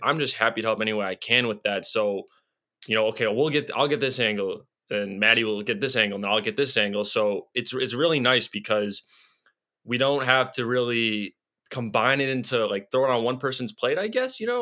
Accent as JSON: {"language": "English", "town": "Chicago", "region": "Illinois", "country": "United States", "tie": "born or raised there", "said": "I grew up here"}